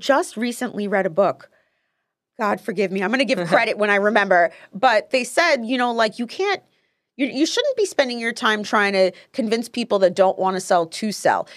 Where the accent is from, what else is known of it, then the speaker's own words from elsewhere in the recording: Paterson, New Jersey, United States; I'm originally from Patterson, New Jersey